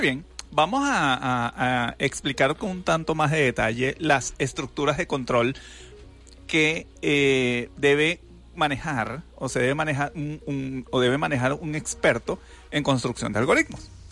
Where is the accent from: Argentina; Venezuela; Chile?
Venezuela; como buenos venezolanos